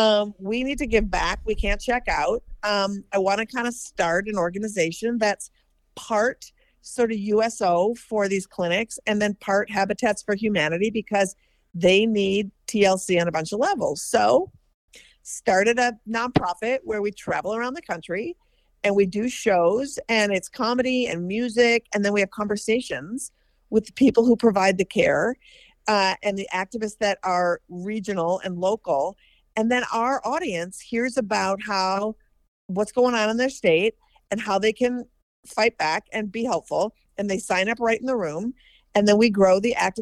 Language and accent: English; Minnesota, United States; I'm from Minnesota, and I live part of the time in Minneapolis